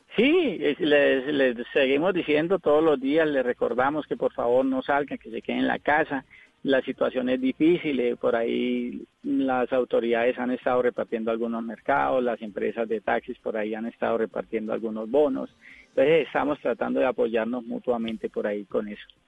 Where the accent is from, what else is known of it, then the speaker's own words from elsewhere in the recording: Molagavita, Santander, Colombia; also born or lived in Girón, Santander; now in Cali, Colombia; Yo soy de un pueblito llamado Girón, a 15 minutos de Bucaramanga, y gran parte de mi infancia me crié con los valores del campo en Molagavita, Santander.